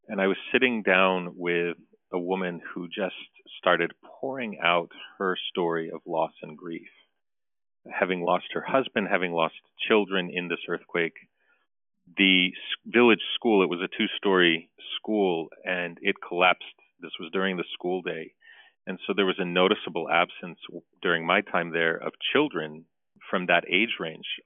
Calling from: Armonk, New York, United States; I'm calling in from St. Nerses this morning here in Armonk, New York, in Westchester County.

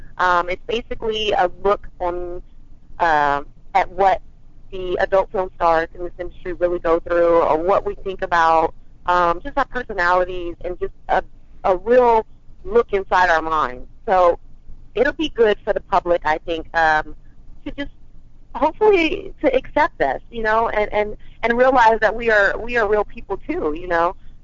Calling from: California, United States; baby. I'm calling from Cali.

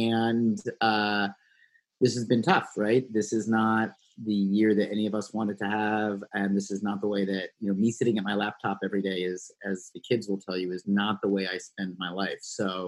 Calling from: Philadelphia, Pennsylvania, United States; Well, I'm sitting at my kitchen table right now, which has been my makeshift office here in Philadelphia.

